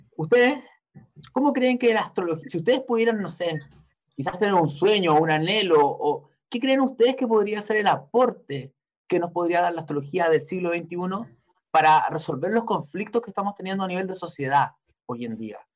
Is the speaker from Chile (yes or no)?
yes; Chile; Yo nací en el año 82, básicamente yo me tocó vivir cuando era chico crisis en Chile, con lo de la dictadura, el retorno a la democracia